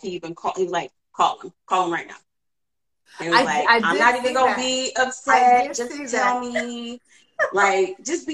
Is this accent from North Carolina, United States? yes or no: no; Cleveland, Ohio, United States; I'm from Cleveland.